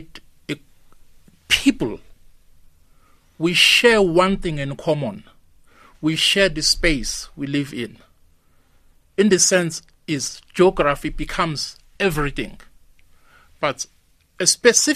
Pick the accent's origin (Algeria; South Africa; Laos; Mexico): South Africa; we are a South African